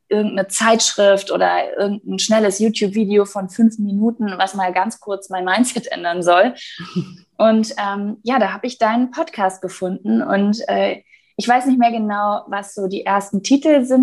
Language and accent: German; North Rhine-Westphalia, Germany; ich äh, wollte nämlich mit einem Mietwagen aus meiner Heimatstadt in Nordrhein-Westfalen nach Berlin fahren